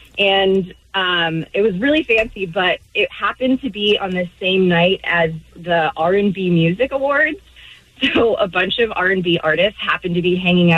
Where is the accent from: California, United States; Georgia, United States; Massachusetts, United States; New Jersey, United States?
California, United States; Beverly Hills; So I grew up in Beverly Hills, which is a very densely Jewish populated community.